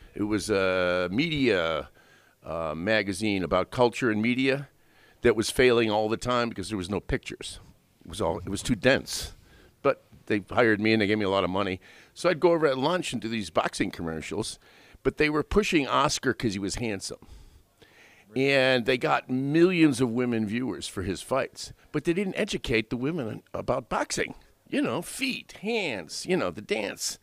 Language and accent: English; West Seneca, New York, United States; moved away as an adult; also born or lived in South Buffalo, New York / Lackawanna, New York; I was born on, uh, in South Buffalo off South Park. Ended up moving to Lackawanna in Ridgewood Village. and then West Seneca when I was about ten